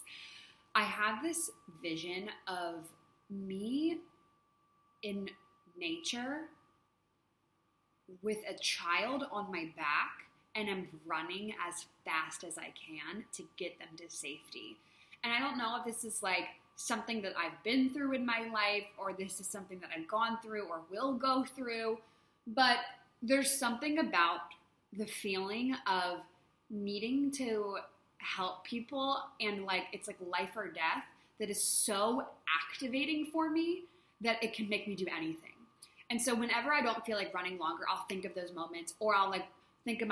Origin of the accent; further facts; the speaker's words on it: United States; moved away as an adult; now in Thailand; growing up in the States